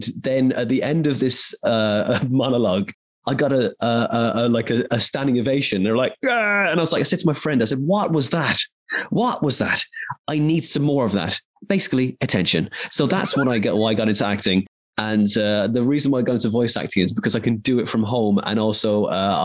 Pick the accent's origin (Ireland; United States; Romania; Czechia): Ireland; I grew up in Ireland